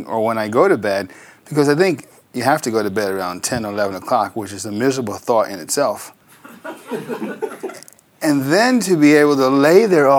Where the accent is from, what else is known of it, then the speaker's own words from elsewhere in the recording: New Rochelle, New York, United States; I was born in New Rochelle, New York, Westchester County